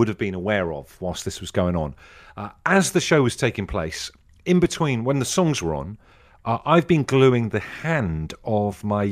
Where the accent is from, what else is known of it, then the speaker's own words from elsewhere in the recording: Brixham, South West England, United Kingdom; moved away; I grew up in Brixham in Devon